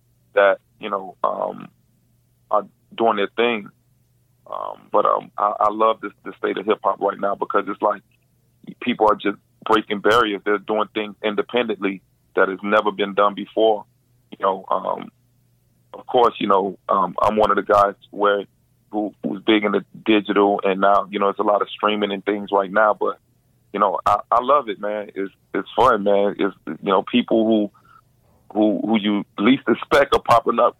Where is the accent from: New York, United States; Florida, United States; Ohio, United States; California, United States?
Florida, United States; Miami; born and raised in Miami